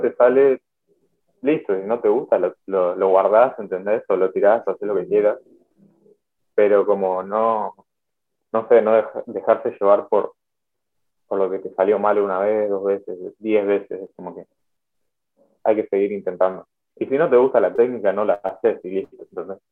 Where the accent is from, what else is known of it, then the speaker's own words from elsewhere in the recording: Buenos Aires, Argentina; soy de Buenos Aires